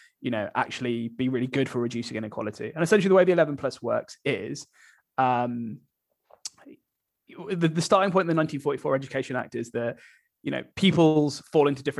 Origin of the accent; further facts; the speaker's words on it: Birmingham, West Midlands, United Kingdom; I grew up in Birmingham